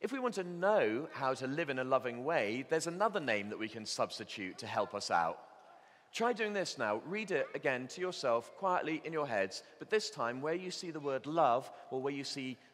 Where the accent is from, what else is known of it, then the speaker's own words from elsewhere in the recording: Bristol, South West England, United Kingdom; I grew up in Bristol